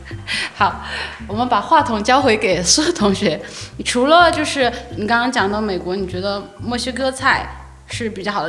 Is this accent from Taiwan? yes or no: no; China; 我们中国人